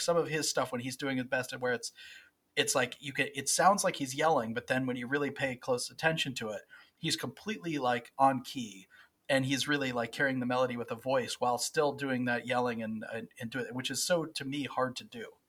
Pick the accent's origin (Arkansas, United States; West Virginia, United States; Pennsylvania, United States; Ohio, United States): West Virginia, United States; I'm from West Virginia